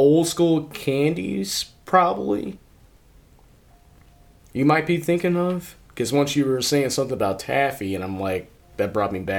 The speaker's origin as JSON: {"language": "English", "region": "the South", "country": "United States", "tie": "born or raised there", "said": "I grew up in the South"}